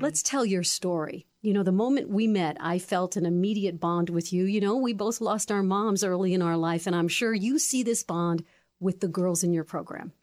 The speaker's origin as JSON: {"language": "English", "town": "Newington", "region": "Connecticut", "country": "United States", "tie": "born or raised there", "said": "I grew up in Newington"}